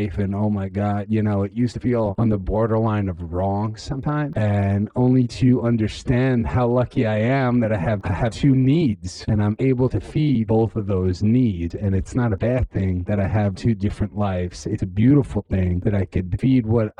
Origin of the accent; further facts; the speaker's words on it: Jerusalem, Jerusalem District, Israel; also born or lived in New York; came from a really religious family growing up in Jerusalem